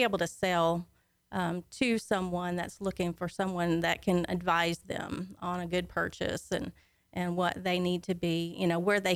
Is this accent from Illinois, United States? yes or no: no; Conroe, Texas, United States; I was born and raised right here in Conroe, so I'm a native Conroeite